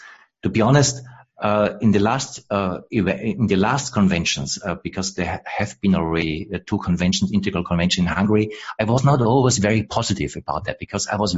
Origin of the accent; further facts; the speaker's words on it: Austria; I am from Austria, so I'm basically from the same region, but from the Western side of the same region